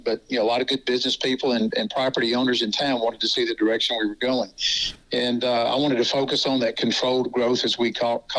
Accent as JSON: {"language": "English", "region": "Mississippi", "country": "United States", "also_born_or_lived": "Texas", "said": "My wife and I moved here in 1988 from Texas. We're both Mississippians by trade, if you will"}